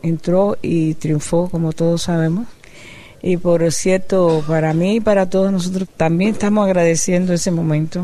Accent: Cuba; yo soy cubana, caribeña

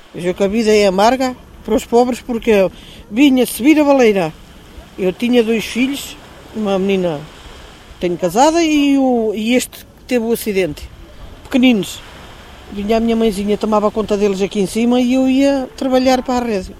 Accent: Praia de Mira, Centro, Portugal; born or raised there

